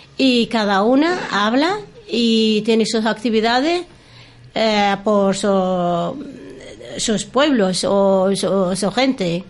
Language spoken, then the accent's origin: Spanish; Western Sahara; first language Arabic; Spanish is a second language; moved away as an adult; also born or lived in Castilla-La Mancha / Cantabria; now in Torrelavega, Spain; somos saharauis